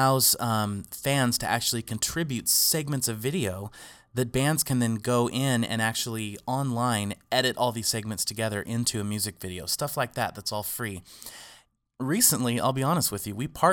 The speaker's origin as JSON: {"language": "English", "town": "Arroyo Grande", "region": "California", "country": "United States", "tie": "born or raised there", "said": "my hometown in Arroyo Grande"}